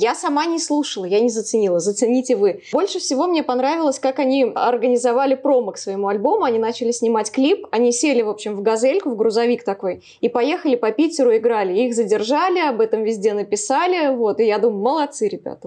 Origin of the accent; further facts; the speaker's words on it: Samara, Samara Oblast, Russia; я из Самары